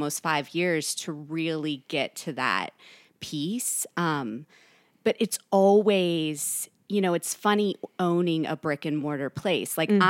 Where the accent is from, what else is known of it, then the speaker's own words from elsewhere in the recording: Kentucky, United States; also born or lived in California; I'm from Northern Kentucky.